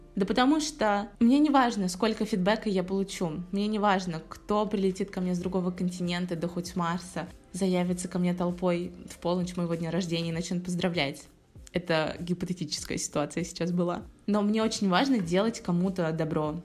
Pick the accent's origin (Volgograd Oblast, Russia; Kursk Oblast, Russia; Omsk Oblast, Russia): Volgograd Oblast, Russia; Volgograd; moved away as an adult; also born or lived in Saint Petersburg / United States; Я переехала в начале февраля из Петербурга обратно в свой родной город, Волгоград